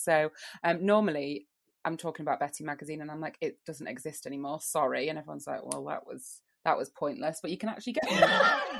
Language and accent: English; Lincoln, East Midlands, United Kingdom; I'm from Lincoln